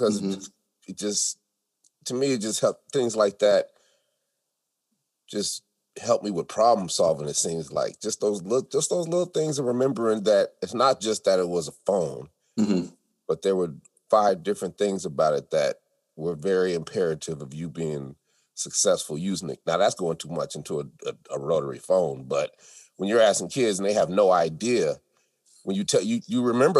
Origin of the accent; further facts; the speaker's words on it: New York, United States; the people who are hardcore, we're from New York, we don't like nobody.